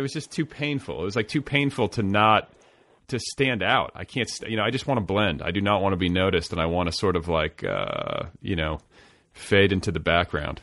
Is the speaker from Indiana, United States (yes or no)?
yes; Indiana, United States; moved away as an adult; also born or lived in Boulder, Colorado; when I moved to Colorado to go to college, for instance, I was this kid from Indiana